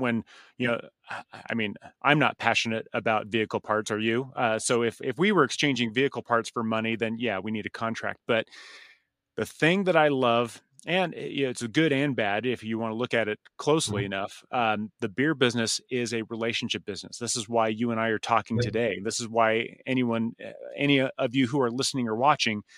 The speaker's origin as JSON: {"language": "English", "country": "United States", "said": "the American in me"}